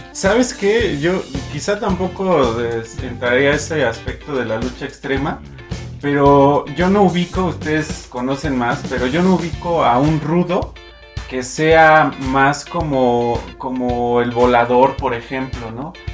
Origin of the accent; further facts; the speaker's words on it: Mexico; nuestro país